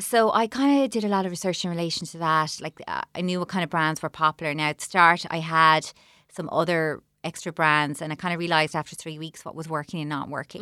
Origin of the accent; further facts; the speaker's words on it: Clonmel, Munster, Ireland; I'm from Clonmel. I'm gonna open a shop in Clonmel